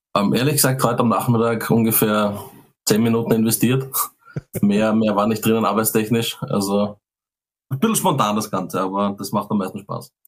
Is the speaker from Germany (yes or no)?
no; Austria; als Österreicher